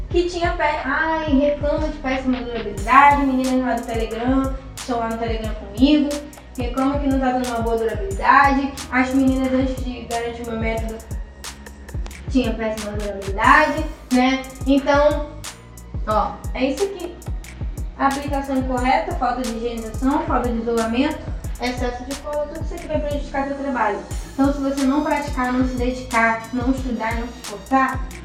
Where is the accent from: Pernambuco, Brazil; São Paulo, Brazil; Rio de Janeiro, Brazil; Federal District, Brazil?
Rio de Janeiro, Brazil; eu sou do Rio de Janeiro, estava lá de Copacabana né?